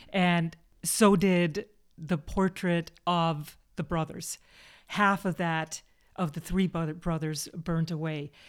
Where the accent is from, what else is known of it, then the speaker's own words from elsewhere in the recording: Chicago, Illinois, United States; we're both from Chicago